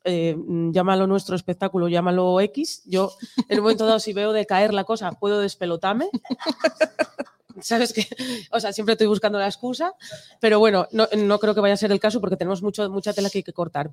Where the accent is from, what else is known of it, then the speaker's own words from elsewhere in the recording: Nalón valley, Asturias, Spain; En la, cuenca del Nalón, de donde soy yo